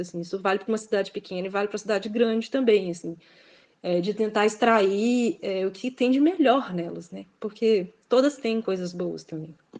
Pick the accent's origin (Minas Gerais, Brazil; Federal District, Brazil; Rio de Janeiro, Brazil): Minas Gerais, Brazil; Belo Horizonte; accent: Minas; moved away as an adult; now in Pato Branco, Brazil; eu ter esse sotaque de Minas, que é muito diferente do deles